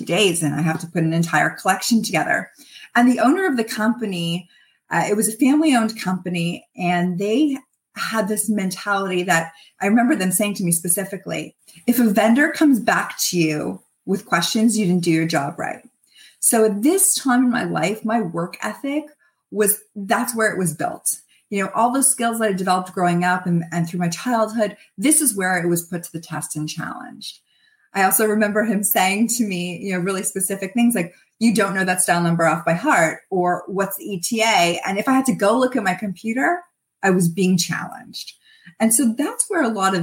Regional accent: Toronto, Ontario, Canada; also born or lived in Montreal; I'm from Toronto and went to school in Montreal. And I had come back to Toronto

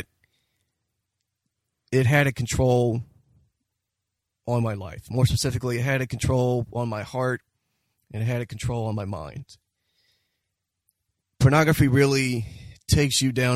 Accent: Delaware, United States; moved away as an adult; also born or lived in Philadelphia; now in New Jersey, United States; I was originally born and raised in Delaware

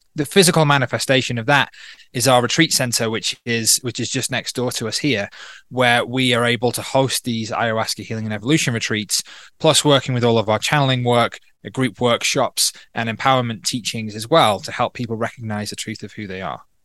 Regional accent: North Wales, United Kingdom; also born or lived in Manchester / London / Berlin, Germany; now in Peru; I grew up in North Wales

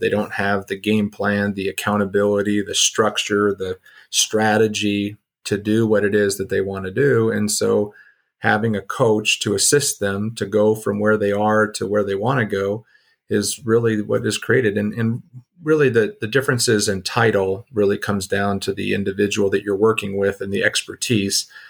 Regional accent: Southern California, United States; moved away as an adult; also born or lived in South Dakota; my background is I grew up in Southern California.

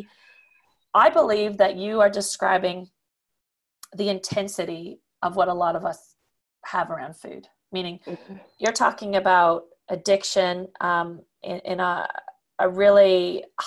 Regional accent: the French part of Canada, Quebec, Canada; moved away; also born or lived in Switzerland; I come from the French part of Canada, but I haven't lived there for a long time

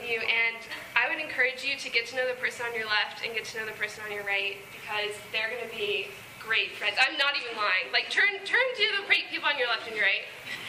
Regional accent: Virginia, United States; moved away; I'm from Virginia, and so the Lord is just calling me back home

